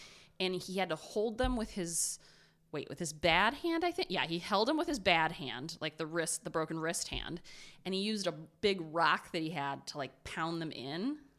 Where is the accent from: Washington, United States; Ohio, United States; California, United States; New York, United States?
Ohio, United States; But I'm from Ohio.